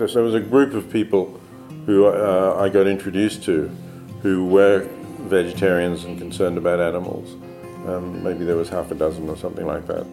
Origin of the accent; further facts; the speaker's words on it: Australia; I was born in Australia